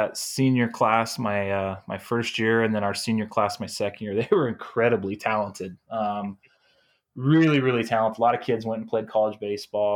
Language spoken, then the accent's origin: English; Seattle, Washington, United States; moved away as an adult; also born or lived in Mukilteo, Washington; now in Pullman, United States; I grew up in Seattle area.